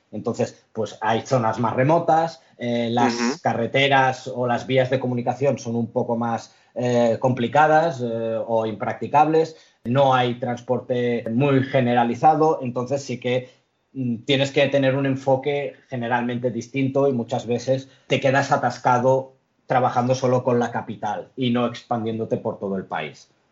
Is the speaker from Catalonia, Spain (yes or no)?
yes; Lloret de Mar, Catalonia, Spain; moved away as an adult; now in Barcelona, Spain; mis padres llegaron a España hace 50 años o algo así, yo he nacido aquí. Eh, soy de Lloret de Mar